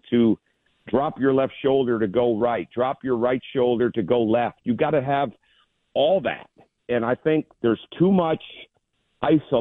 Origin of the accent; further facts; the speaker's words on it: Michigan, United States; growing up in Michigan